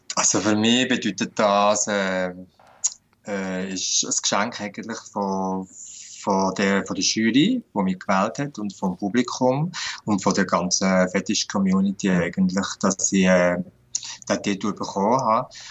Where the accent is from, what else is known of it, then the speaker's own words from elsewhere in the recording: Switzerland; Bei uns in der Schweiz